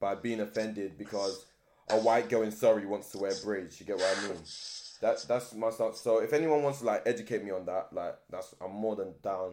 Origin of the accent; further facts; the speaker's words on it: Nigeria; As a Nigerian